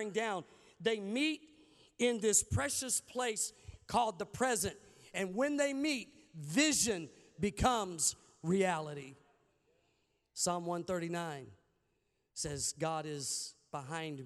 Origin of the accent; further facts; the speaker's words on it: Arkansas, United States; I'm from Arkansas